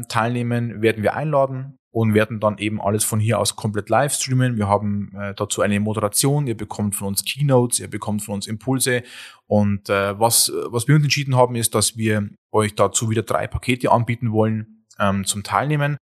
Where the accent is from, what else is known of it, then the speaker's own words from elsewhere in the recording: Bavaria, Germany; Wir kommen ja auch aus Ostbayern.